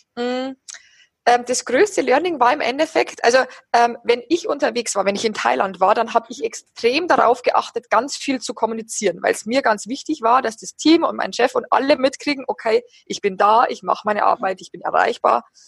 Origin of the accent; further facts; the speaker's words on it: near Passau, Bavaria, Germany; moved away as an adult; now in Berlin, Germany; ich komme aus der Nähe von Passau und da ist meine Familie